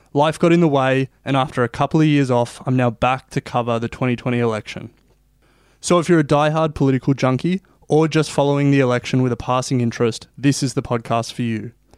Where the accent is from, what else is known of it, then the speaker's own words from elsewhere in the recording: Australia; I'm not American, I'm Australian, and coming from the other side of the world